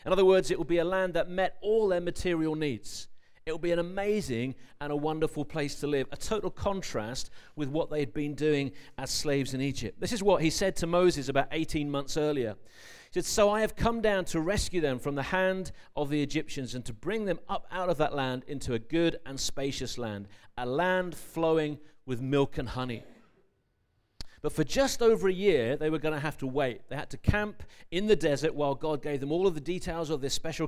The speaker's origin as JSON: {"language": "English", "region": "London", "country": "United Kingdom", "tie": "born there", "said": "I was born in London as well, so don't worry."}